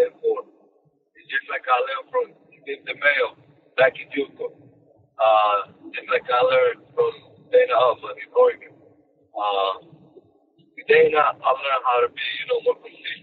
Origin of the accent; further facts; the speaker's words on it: Dominican Republic; English is a second language; now in United States; I'm Dominican from the Dominican Republic.